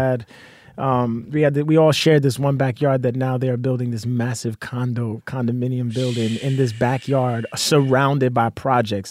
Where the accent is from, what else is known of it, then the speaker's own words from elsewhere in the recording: New York City, New York, United States; moved away as an adult; also born or lived in Astoria, Queens; now in Florida, United States; I grew up in Brooklyn